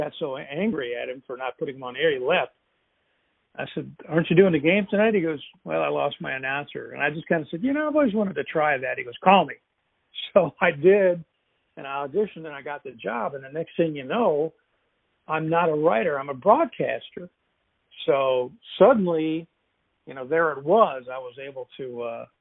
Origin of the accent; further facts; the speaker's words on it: Louisville, Kentucky, United States; I grew up in Louisville and was a huge fan of both UK and U of L.